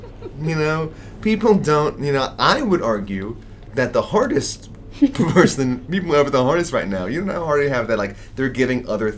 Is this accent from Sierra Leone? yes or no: no; New York, United States; born or raised there